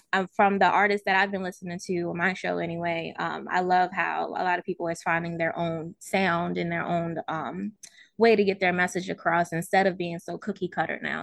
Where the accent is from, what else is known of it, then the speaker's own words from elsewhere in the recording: Baltimore, Maryland, United States; moved away as an adult; also born or lived in Virginia / Los Angeles; now in Ohio, United States; I'm originally from Baltimore, Maryland.